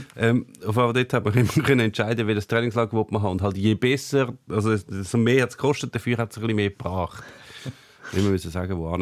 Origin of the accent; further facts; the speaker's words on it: Switzerland; als Schweizer